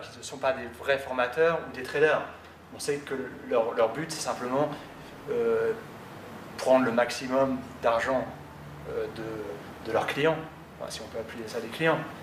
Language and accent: French; France; nous en tant que, que Français